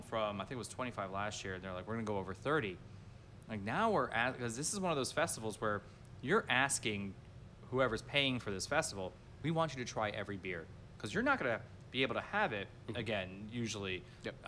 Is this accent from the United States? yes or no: yes; Miami Beach, Florida, United States; I am from Miami Beach